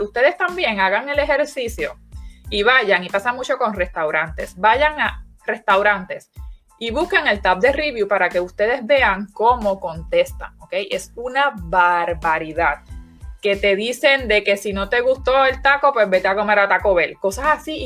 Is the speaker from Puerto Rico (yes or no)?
yes; Puerto Rico; los puertorriqueños somos